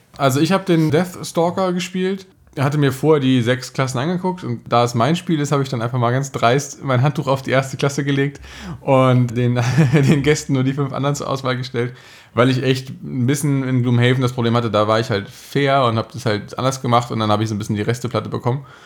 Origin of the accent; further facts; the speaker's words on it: Germany